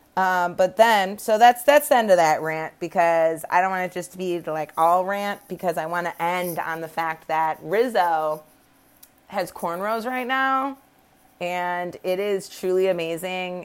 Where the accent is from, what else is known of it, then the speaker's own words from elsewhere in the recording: Midwest, United States; moved away; I was raised in the Midwest.